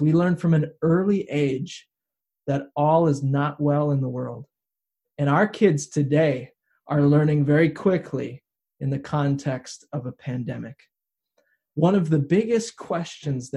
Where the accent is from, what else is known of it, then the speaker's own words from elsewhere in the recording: United States; where I grew up in the St. Croix River Valley that borders Wisconsin and Minnesota